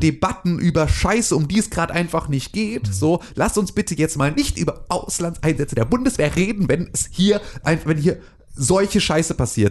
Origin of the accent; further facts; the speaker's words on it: Germany; ich bin in, in der B R D äh, irgendwie, äh, geboren, groß geworden